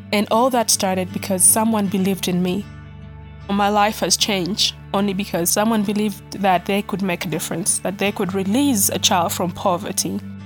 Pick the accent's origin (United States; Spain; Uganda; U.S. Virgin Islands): Uganda; I'm from Mutwini, a small town in Kitkum District, Uganda